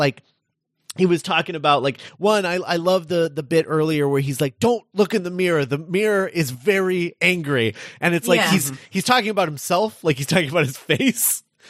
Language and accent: English; Scotland, United Kingdom; Oh, my God, I'm Scottish.